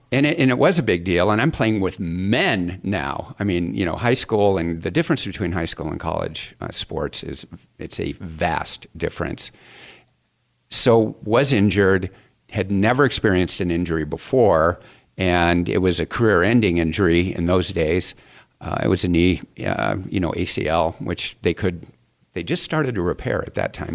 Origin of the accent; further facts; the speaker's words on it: Phoenix, Arizona, United States; I grew up here in Phoenix